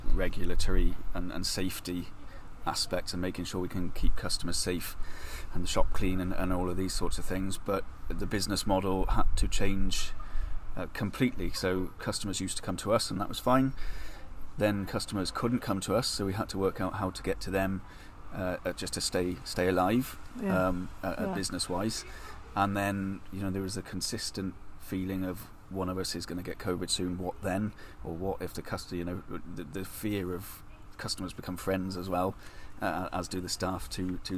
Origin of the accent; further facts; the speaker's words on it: Pembrokeshire, Wales, United Kingdom; moved away as an adult; also born or lived in Shropshire; now in Herefordshire, United Kingdom; Originally, I come from Pembrokeshire, and having grown up there